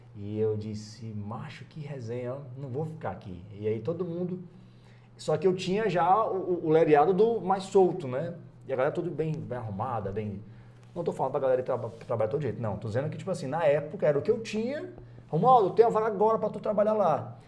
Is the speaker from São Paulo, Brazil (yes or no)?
no; Abreu e Lima, Pernambuco, Brazil; moved away as an adult; also born or lived in Paulista, Pernambuco; now in Ceará, Brazil; fiquei em Abreu Lima ainda, minha vida inteira, né? Abreu Lima. Abreu Lima, Abreu Lima, Lima, até 18 anos